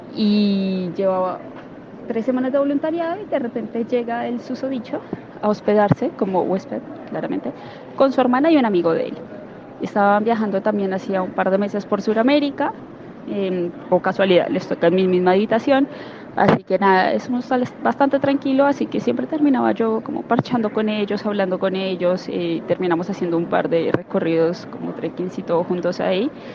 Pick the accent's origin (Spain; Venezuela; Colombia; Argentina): Colombia; yo soy colombiana